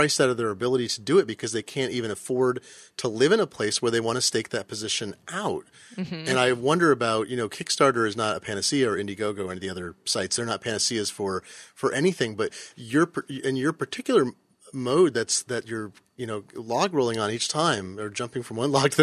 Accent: Eugene, Oregon, United States; I grew up in Eugene, Oregon.

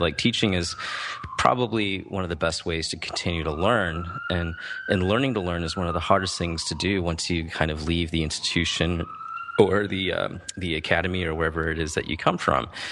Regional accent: Midwest, United States; I grew up in the Midwest

